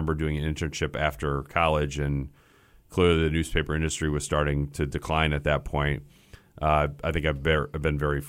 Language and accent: English; Grand Rapids, Michigan, United States; I grew up in Grand Rapids, Michigan. So Midwest my whole life.